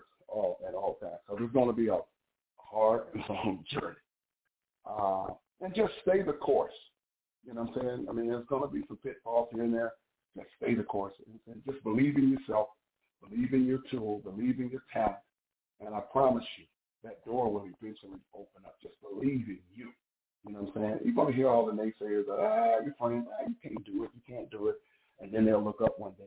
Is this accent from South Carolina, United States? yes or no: yes; South Carolina, United States; young lady I grew up with in South Carolina